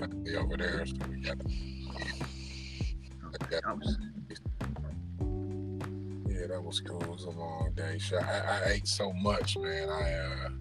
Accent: East Cleveland, Ohio, United States; growing up in East Cleveland was, you know, it was hard

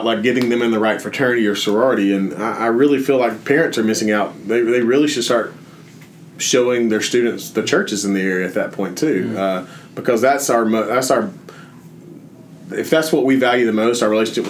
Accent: Jasper, Alabama, United States; moved away as an adult; also born or lived in Birmingham, Alabama; when I moved to Birmingham away from Jasper, I tried to make First Baptist Jasper still be my home church

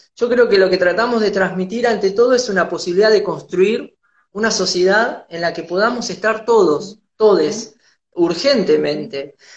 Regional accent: Tandil, Buenos Aires Province, Argentina; moved away; volverme a mi ciudad natal a Tandil

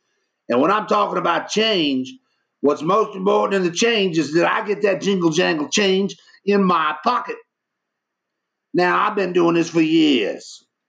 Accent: New York City, New York, United States; But I'm from New York City, and they're famous Black Glovers.

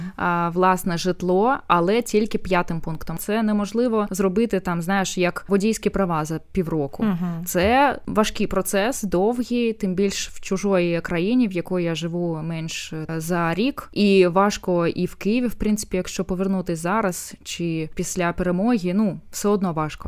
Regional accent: Belarus; moved away; also born or lived in Ukraine; я білоруска і жила багато років е, в Україні

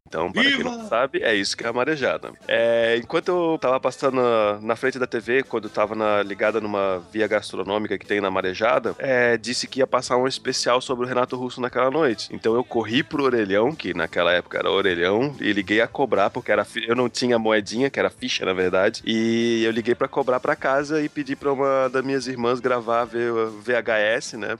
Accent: Brazil; Como brasileiro

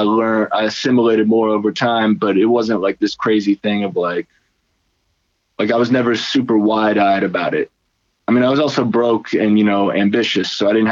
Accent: Cincinnati, Ohio, United States; moved away as an adult; also born or lived in Kent, Ohio / Orlando, Florida; now in Brooklyn, United States; I grew up in Cincinnati

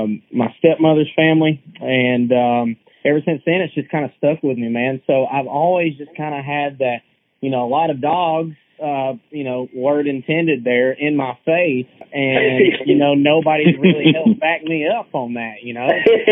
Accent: North Georgia, United States; being up in North Georgia and right here next to the Tennessee line

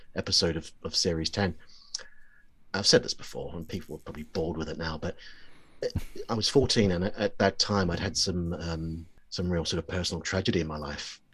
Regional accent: New Zealand; I grew up in New Zealand

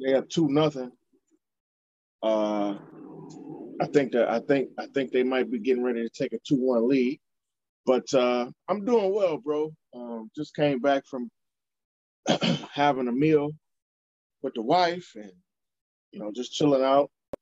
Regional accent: Cleveland, Ohio, United States; here in my hometown, the best location in the nation, in downtown Cleveland

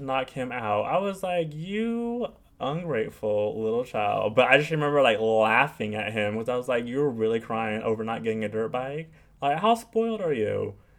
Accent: California suburbs, United States; moved away as an adult; now in New York, United States; I'm from California, but I'm not from Los Angeles. I grew up in the suburbs.

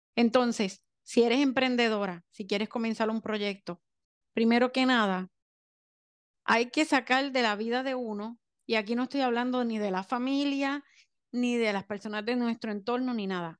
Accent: Puerto Rico; soy de Puerto Rico

